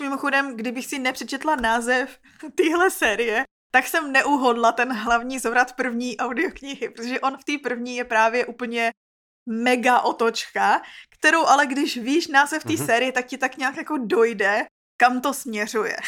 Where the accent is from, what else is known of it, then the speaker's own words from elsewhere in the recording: Czechia; my Češi prostě jsme měli takový nedostatek.